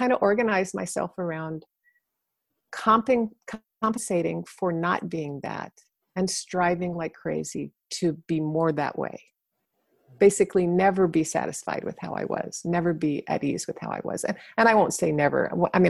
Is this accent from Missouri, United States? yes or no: no; Arlington, Virginia, United States; I grew up in Arlington, Virginia, right next to Washington, D.C.